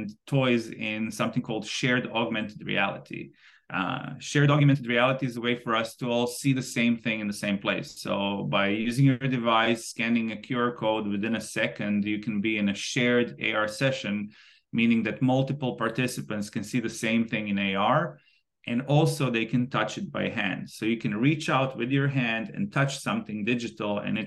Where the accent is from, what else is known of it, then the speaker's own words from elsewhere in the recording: Zagreb, City of Zagreb, Croatia; moved away as an adult; also born or lived in Rijeka / Tokyo, Japan; I was born in Rijeka, grew up in Zagreb.